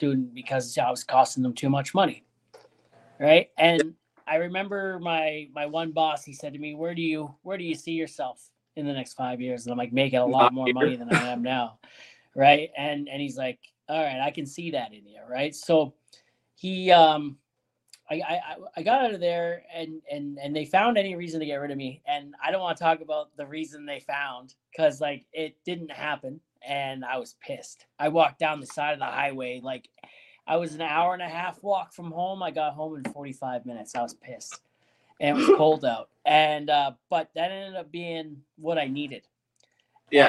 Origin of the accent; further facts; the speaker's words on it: Ontario, Canada; moved away; also born or lived in British Columbia / Saskatoon; I'm from Ontario originally.